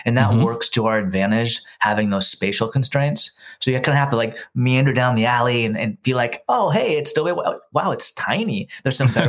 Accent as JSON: {"language": "English", "area": "Doe Bay, Orcas Island", "region": "Washington", "country": "United States", "tie": "born or raised there", "said": "I grew up in Doe Bay on the east side of the islands."}